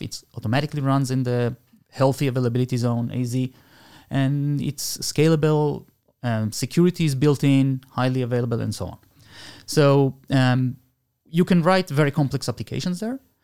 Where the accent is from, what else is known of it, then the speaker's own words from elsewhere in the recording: Argentina; now in Israel; I was born in Argentina. I made Aliyah a long time ago, la, uh, seventy-one.